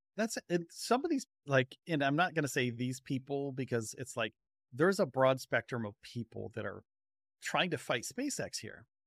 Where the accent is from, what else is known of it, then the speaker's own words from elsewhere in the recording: Northeast, United States; moved away; growing up in the Northeast